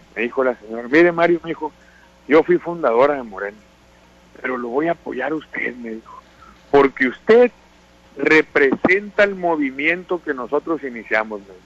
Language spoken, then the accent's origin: Spanish; Sinaloa, Mexico; los sinaloenses somos mexicanos